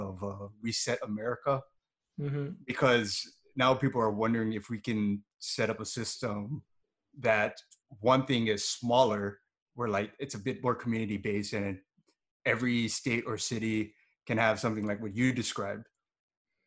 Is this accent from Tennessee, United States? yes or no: no; Hawaii, United States; Hawaii is kind of at this weird crossroads of like what we want our system to be. Cause we're like an American state, but there's a lot of effort getting put into, you know, not forgetting where we came from